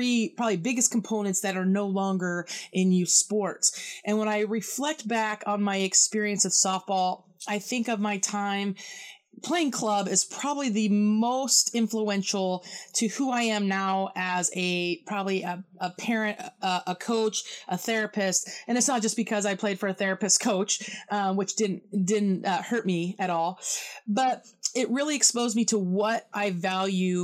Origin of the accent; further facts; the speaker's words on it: Pacific Northwest, United States; this Northwest kid